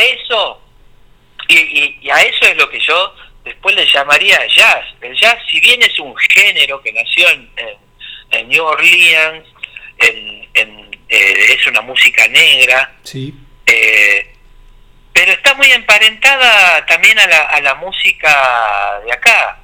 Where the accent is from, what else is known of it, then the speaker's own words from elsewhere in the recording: San Miguel de Tucumán, Tucumán, Argentina; moved away as an adult; now in Buenos Aires, Argentina; soy oriundo de San Miguel de Tucumán, nací allá este, y estoy radicado acá en Buenos Aires ya hace, hace 20 años